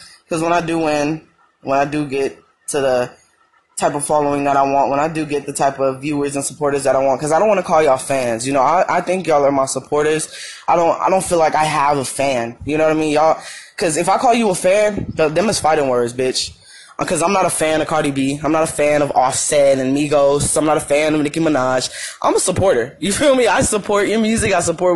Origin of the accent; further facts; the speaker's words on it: Madera, California, United States; moved away as an adult; now in Arizona, United States; I don't live in Madeira